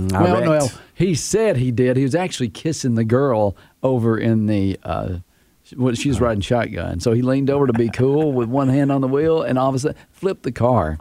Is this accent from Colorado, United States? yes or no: no; Tennessee, United States; I'm from Tennessee.